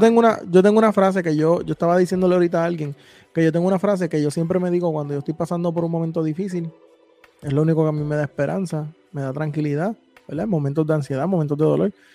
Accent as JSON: {"language": "Spanish", "country": "Puerto Rico", "said": "nosotros que somos de Puerto Rico"}